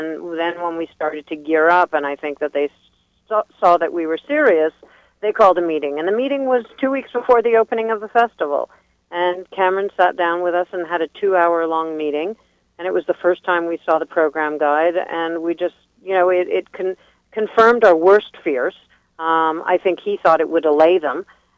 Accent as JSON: {"language": "English", "town": "Jerusalem", "region": "Jerusalem District", "country": "Israel", "tie": "born or raised there", "said": "I grew up in Jerusalem, and that's kind of my background. I'm Jewish. I grew up in a Zionist home"}